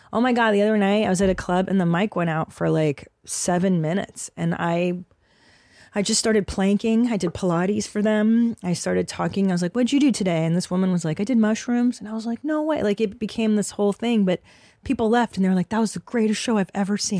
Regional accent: Los Angeles, California, United States; I grew up in Los Angeles

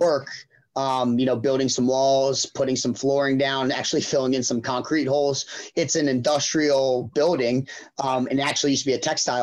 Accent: Pennsylvania, United States; also born or lived in Rhode Island; I came back to Pennsylvania, my hometown

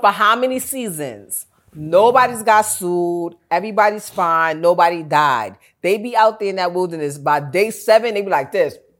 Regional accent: New York, United States; I'm from New York

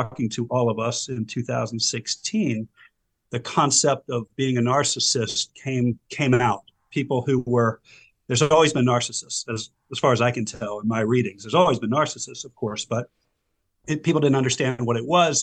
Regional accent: Silver Spring, Maryland, United States; also born or lived in Howard County, Maryland; I grew up in Silver Spring, Maryland. I've been a Maryland resident all my life

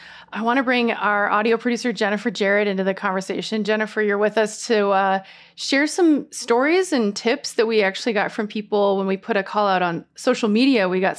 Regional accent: Missoula, Montana, United States; now in Boise, United States; I'm from Missoula, Montana, and we used to float the rivers.

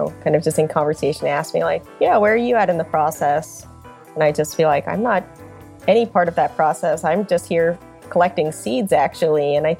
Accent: Long Island, New York, United States; also born or lived in Korea; now in Northern California, United States; I was born in Korea and then adopted when I was an infant to a really nice family on Long Island. And so I just grew up there

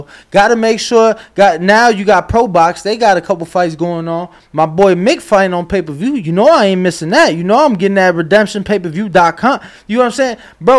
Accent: Chicago, Illinois, United States; now in Las Vegas, United States; I'm from Chicago, we all live in Vegas.

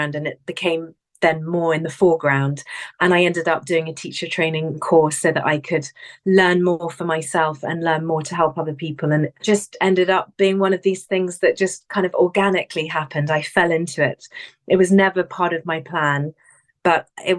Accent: England, United Kingdom; now in London, United Kingdom; I'm from England. I was born here, raised here.

